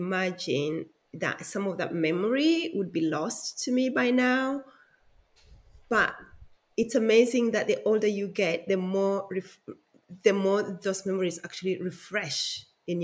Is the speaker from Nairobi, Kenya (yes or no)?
no; Siaya, Siaya County, Kenya; now in Melbourne, Australia; I was born in Kenya in a small town called Siaya